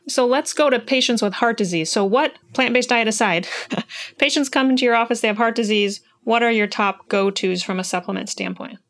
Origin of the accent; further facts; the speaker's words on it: Iowa, United States; I'm from Iowa. We have a heavy soybean crop here